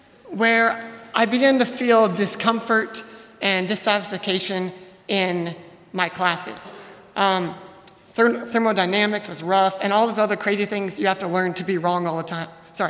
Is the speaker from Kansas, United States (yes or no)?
yes; Hesston, Kansas, United States; moved away as an adult; now in Goshen, United States; I'm a fifth-year elementary education major. I'm from Heston, Kansas, where I lived for the first 20 years of my life.